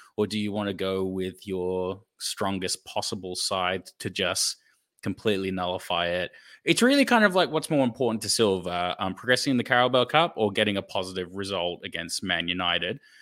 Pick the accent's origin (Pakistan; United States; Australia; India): Australia; as an Australian fan